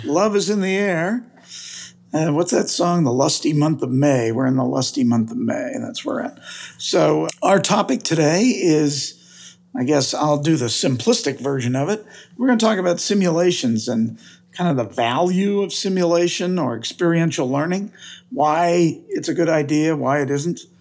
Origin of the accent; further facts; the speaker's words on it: United States; also born or lived in Missouri; I'm from the United States